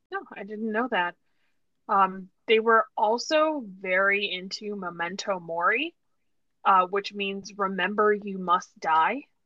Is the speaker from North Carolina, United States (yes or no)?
no; New York, United States; I told people I was American, they'd be like, "Oh, but where?" And I was like, "Oh, New York."